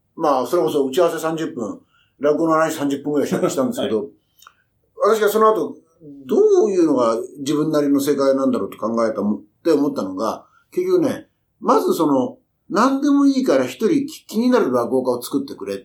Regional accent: Kyushu, Japan; moved away; 僕はあの、もともと九州の出身だから

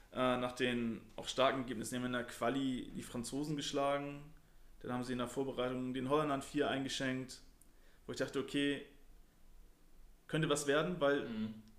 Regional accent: Germany; wir, als Deutscher

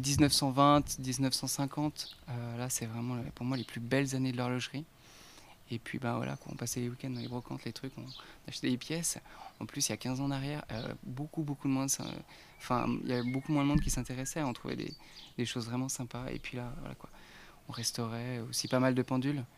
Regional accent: Archamps, Auvergne-Rhône-Alpes, France; je viens d'Archamps en Haute-Savoie

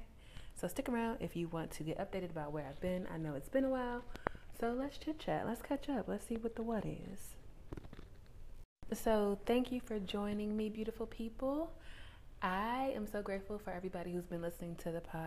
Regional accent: Washington, District of Columbia, United States; moved away; I spent about a month and a half in my hometown of Washington, D.C., or in the vicinity of it anyway

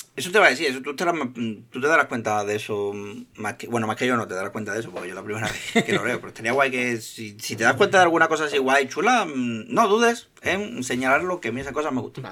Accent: Seville, Andalusia, Spain; yo, soy, de Sevilla

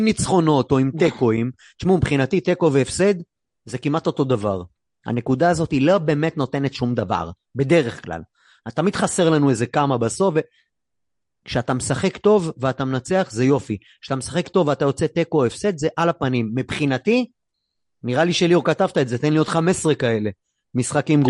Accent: Haifa, Haifa District, Israel; בבת גלים, שם גדלתי

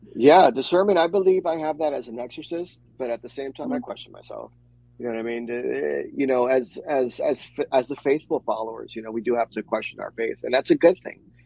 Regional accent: New York, United States; moved away; growing up in New York and my Afro Caribbean culture

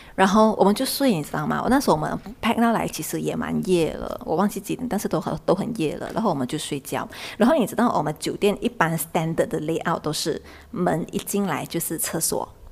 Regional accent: Thailand; also born or lived in Bangkok; 在泰国老家， 我从小在那边生活到现在

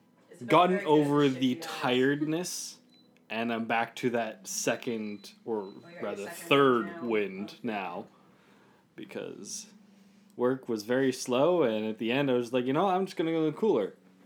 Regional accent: Australia; now in Vancouver, Canada; I'm Aussie.

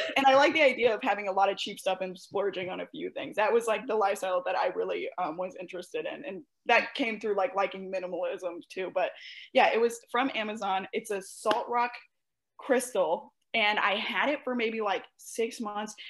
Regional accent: St. Louis, Missouri, United States; I'm from the Midwest, and I'm specifically from St. Louis

